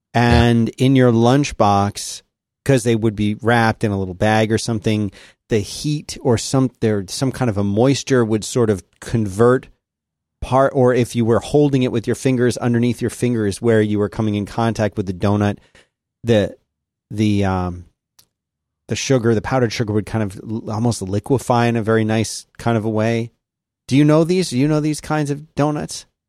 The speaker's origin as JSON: {"language": "English", "town": "Philadelphia", "region": "Pennsylvania", "country": "United States", "said": "I said, Philadelphia."}